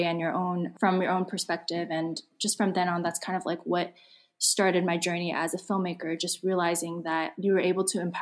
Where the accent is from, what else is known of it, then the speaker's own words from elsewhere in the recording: Silicon Valley, California, United States; I grew up in Silicon Valley